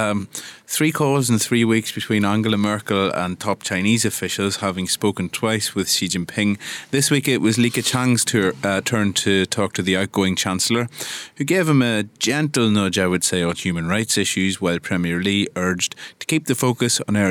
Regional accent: Ireland; an Irish Catholic who grew up with with five kids in the household

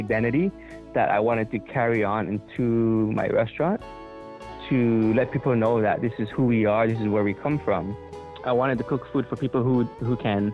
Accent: Hawaii, United States; now in New York, United States; I'm from Hawaii and Hawaii has a lot of Asian flavors

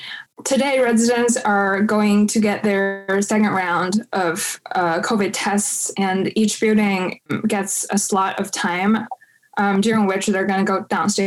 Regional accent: Beijing, China; English is a second language; Yeah, so I am actually a Chaoyang district native. I was born and raised in Chaoyang district

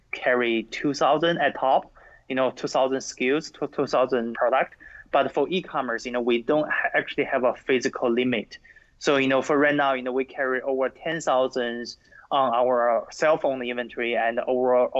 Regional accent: China; now in United States; I grew up in China

